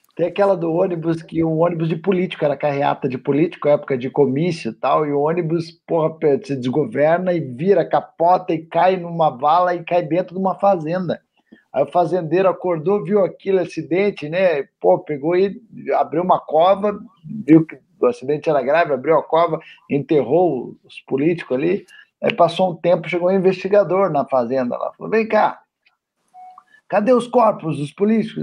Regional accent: Curitiba, Paraná, Brazil; eu sou de Curitiba

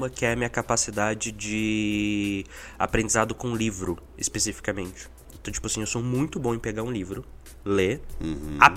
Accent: Minas Gerais, Brazil; now in São Paulo, Brazil; Eu saí de Minas, vim pra São Paulo, morei na casa do Thiago uns seis meses

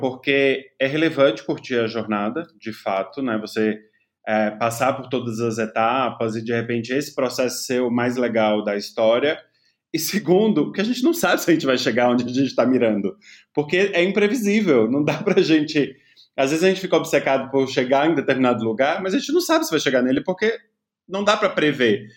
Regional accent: interior of Bahia, Brazil; eu não vim de uma classe média alta, mas vim de uma classe média do interior da Bahia

